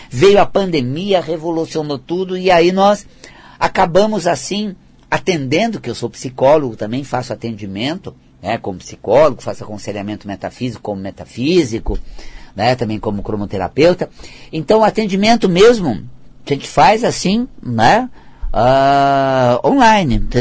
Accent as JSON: {"language": "Portuguese", "region": "Paraná", "country": "Brazil", "said": "Eu, quando venho lá do interior do Paraná, aquela região norte do Paraná"}